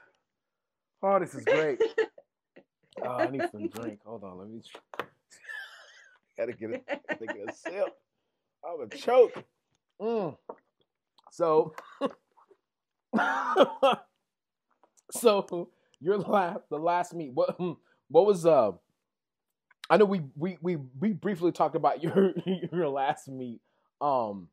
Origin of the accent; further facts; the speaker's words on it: West Texas, United States; accent: thick Texas twang; we have such a thick Texas twang in West Texas, where I'm from